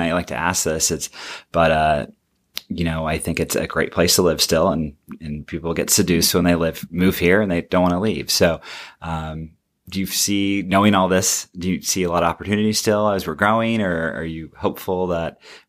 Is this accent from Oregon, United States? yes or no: yes; Grants Pass, Oregon, United States; My hometown.